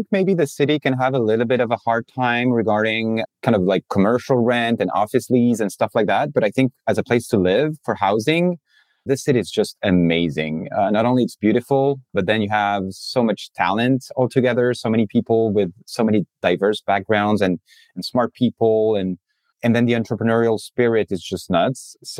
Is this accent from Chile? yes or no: yes; Chile; also born or lived in France; now in United States; So I am new to the US. I'm French, from a French family. I grew up in Chile, in South America. My family moved to Chile in the 90s.